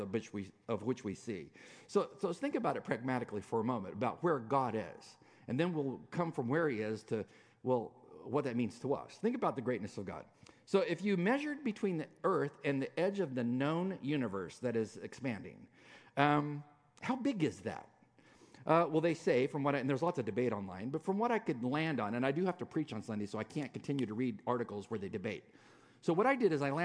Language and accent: English; California, United States; I'm a Californian.